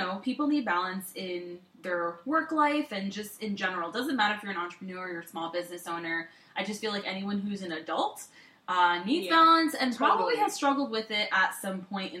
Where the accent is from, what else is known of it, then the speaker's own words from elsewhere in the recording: Orlando, Florida, United States; I grew up in Orlando